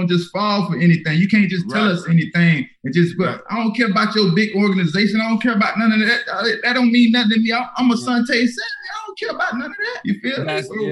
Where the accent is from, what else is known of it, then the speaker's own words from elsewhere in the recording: Fort Lauderdale, Florida, United States; I'm from Lauderdale